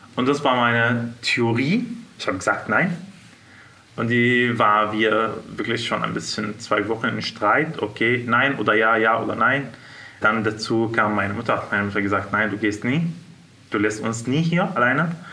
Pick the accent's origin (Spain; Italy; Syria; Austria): Syria; German is a second language; moved away as an adult; now in Munich, Germany; Ich komme aus Syrien.